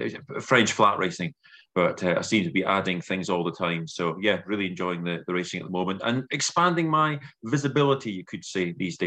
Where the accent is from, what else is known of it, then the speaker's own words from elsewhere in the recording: Edinburgh, Scotland, United Kingdom; I'm from Edinburgh in Scotland.